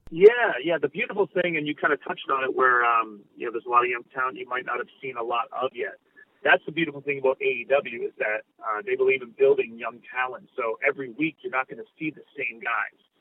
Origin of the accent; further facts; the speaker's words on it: Canada; being a Canadian